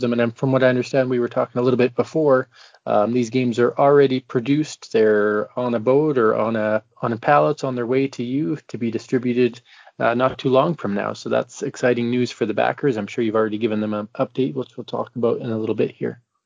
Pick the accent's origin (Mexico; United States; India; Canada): Canada; I'm from Canada